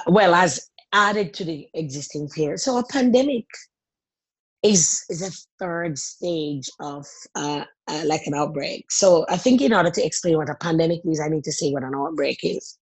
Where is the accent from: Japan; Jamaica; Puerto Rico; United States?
Jamaica; moved away as an adult; also born or lived in Sydney, Australia; now in Australia; Growing up in Jamaica